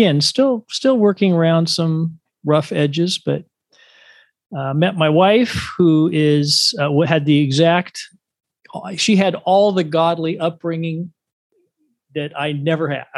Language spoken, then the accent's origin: English; Dallas, Oregon, United States; the church that I grew up in as a young person in a small town called Dallas, Oregon, just 10 miles west of the capital of Oregon, Salem.